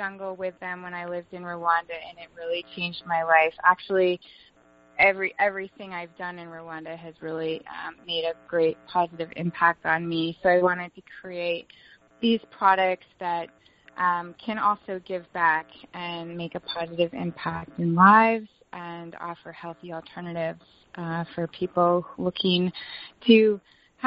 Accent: Vermont, United States; now in Asheville, United States; I grew up in Vermont

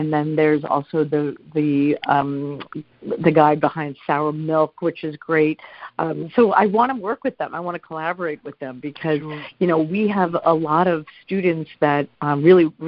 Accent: New York City, New York, United States; I grew up in New York City

